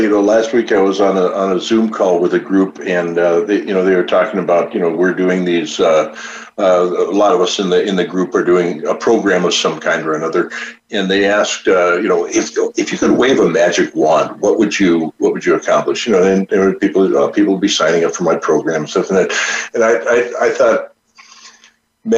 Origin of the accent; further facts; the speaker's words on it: North Dakota, United States; also born or lived in Chicagoland; now in Chicago, United States; I grew up in North Dakota